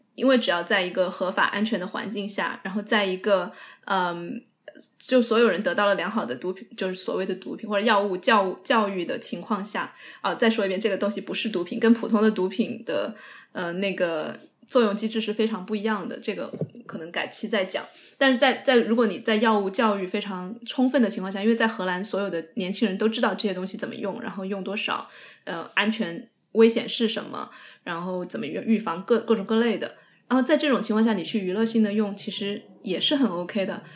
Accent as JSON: {"language": "Chinese", "region": "Sichuan", "country": "China", "accent": "Sichuanese", "said": "我跟我爷爷奶奶，或者是我，我父母，我就会倾向于用四川话"}